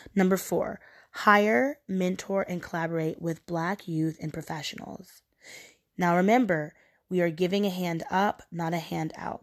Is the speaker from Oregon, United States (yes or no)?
yes; Portland, Oregon, United States; moved away as an adult; now in New York, United States; I'm from Portland, Oregon. And being from Oregon, I am surrounded by white people.